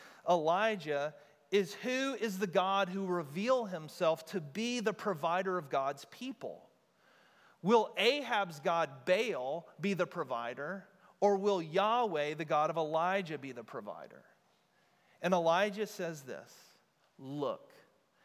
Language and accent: English; United States; we as modern American Christians